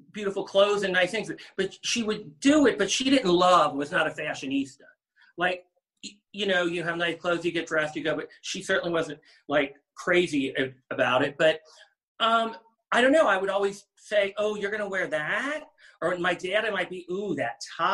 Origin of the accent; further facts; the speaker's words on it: Cincinnati, Ohio, United States; also born or lived in New York City; now in Los Angeles, United States; I grew up in the suburbs of Cincinnati, Ohio